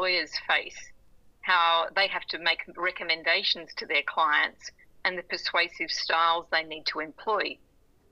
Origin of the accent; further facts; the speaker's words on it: Beresfield, New South Wales, Australia; also born or lived in Thornton, New South Wales; now in Sydney, Australia; I grew up halfway between Newcastle and Maitland in a town called Beresfield and then Thornton